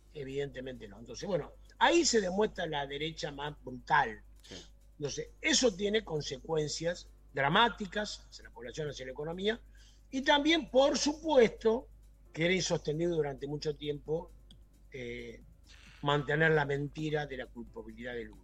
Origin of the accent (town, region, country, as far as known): Argentina